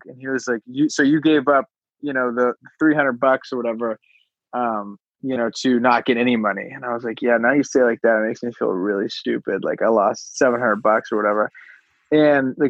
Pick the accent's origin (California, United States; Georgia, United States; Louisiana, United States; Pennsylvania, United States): California, United States; Los Alamitos; also born or lived in Oregon; I grew up in like the suburbs, like totally normal, like California, like suburbs, like 30 minutes from LA, like 15 minutes from the beach